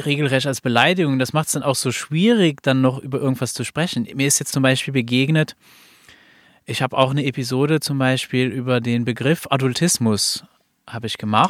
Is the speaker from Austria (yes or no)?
no; Luxembourg; ich bin aus Luxemburg.